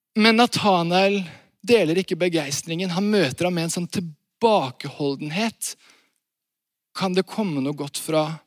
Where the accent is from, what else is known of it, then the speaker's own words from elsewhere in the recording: Varhaug, Rogaland, Norway; Jeg kommer fra Vahaug